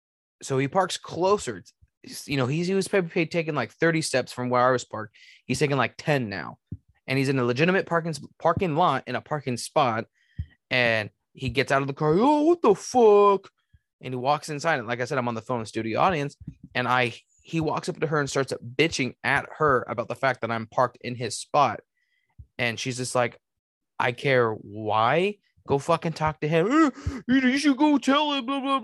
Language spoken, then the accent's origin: English; Kentucky, United States; Just for clarification, I'm from Northern Kentucky.